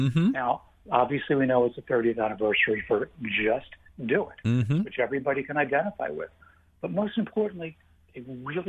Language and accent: English; Philadelphia, Pennsylvania, United States; because I'm from the Philadelphia area